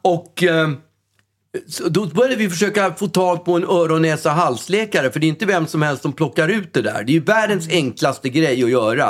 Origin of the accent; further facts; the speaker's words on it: Sweden; som den svensk man är